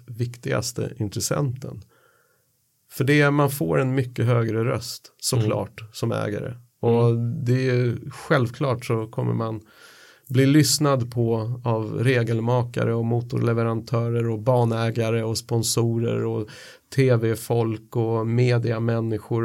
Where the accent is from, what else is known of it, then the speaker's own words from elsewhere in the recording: Sweden; som svensk